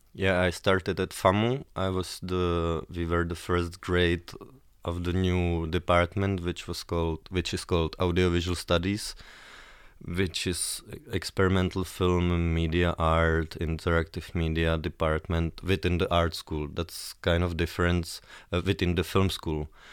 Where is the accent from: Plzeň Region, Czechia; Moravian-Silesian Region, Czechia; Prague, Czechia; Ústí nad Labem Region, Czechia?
Prague, Czechia; I'm from Prague, born in Prague and based in Prague